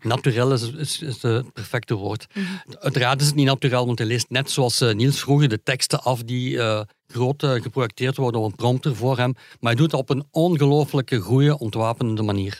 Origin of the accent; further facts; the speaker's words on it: Hasselt, Flanders, Belgium; Ik ben van Hasselt